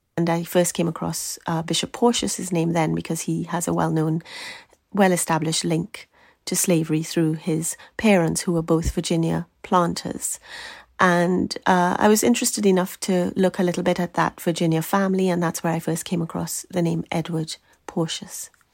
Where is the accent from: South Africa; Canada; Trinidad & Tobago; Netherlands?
Trinidad & Tobago; I grew up in Trinidad